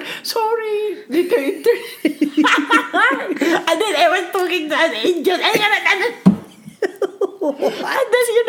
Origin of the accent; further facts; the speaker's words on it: Mindanao, Philippines; moved away as an adult; now in United States; I grew up in the Philippines.